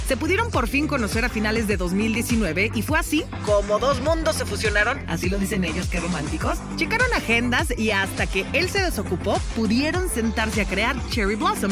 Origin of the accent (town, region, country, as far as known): Mexico